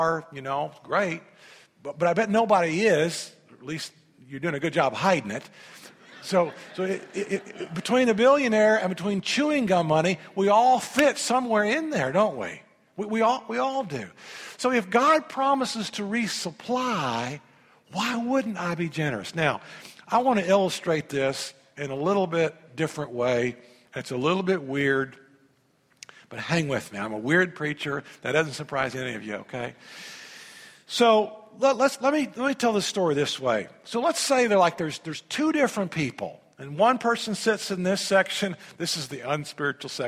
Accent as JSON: {"language": "English", "region": "Indiana", "country": "United States", "tie": "born or raised there", "said": "I grew up in Indiana."}